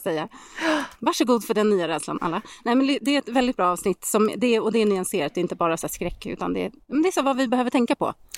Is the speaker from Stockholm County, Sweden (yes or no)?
no; Särna, Dalarna County, Sweden; hemma i Särna